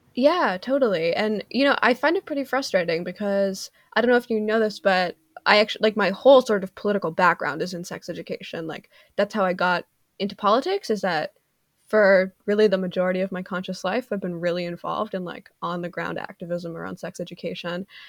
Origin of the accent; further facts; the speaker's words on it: Canada; I'm Canadian